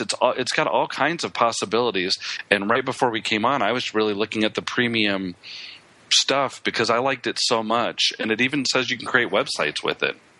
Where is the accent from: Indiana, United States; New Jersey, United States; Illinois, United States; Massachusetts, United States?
Illinois, United States; now in Texas, United States; great state of Illinois, my home state.